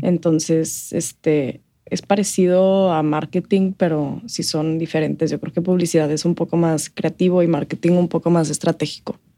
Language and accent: Spanish; El Paso, Texas, United States; Yo nací aquí en, El Paso, Texas